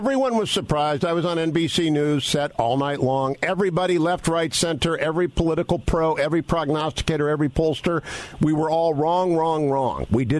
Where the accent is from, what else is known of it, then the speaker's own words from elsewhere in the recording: Warren, Ohio, United States; I grew up in Warren, Ohio. I'm a couple of years younger than you.